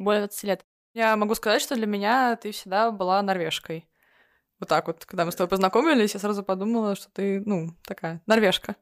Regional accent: Pskov, Pskov Oblast, Russia; moved away as an adult; also born or lived in Finland; now in Oslo, Norway; Я родилась в Пскове, но уехала оттуда в 18 лет

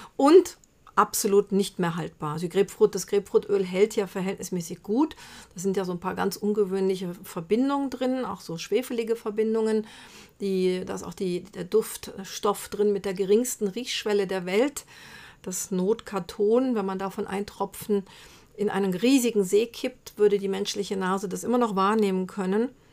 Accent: Brazil; moved away; als Kind in Brasilien hatten wir im Garten einen Bitterorangenbaum

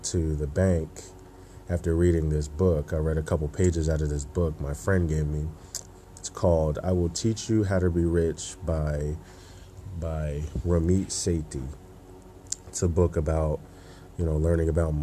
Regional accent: Burlington, New Jersey, United States; I'm from New Jersey, from a small town in New Jersey, Burlington, New Jersey.

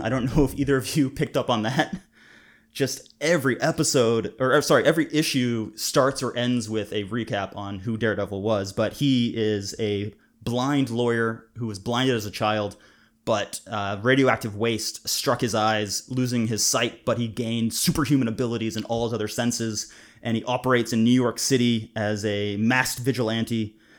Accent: Canada; now in Scotland, United Kingdom; I'm a Canadian and British cartoonist, filmmaker, and comics educator currently living in Scotland.

